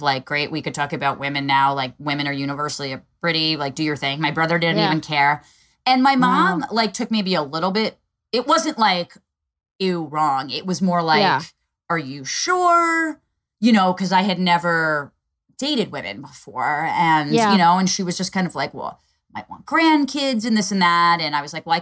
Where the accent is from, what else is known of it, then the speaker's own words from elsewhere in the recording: Northeast, United States; also born or lived in Eastern Pennsylvania; I grew up in the Northeast